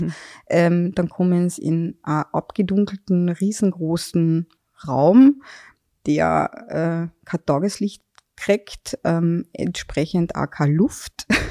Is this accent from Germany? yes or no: no; Carinthia, Austria; now in Vienna, Austria; muss ich jetzt als Kärntnerin